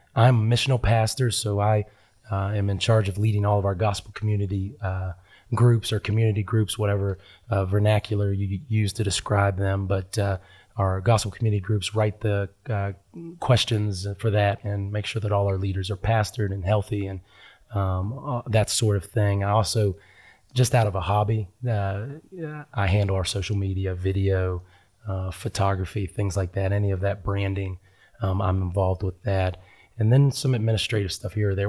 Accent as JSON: {"language": "English", "town": "Huntington", "region": "West Virginia", "country": "United States", "tie": "born or raised there", "said": "I am from West Virginia. That's where I was born and raised, a little town called"}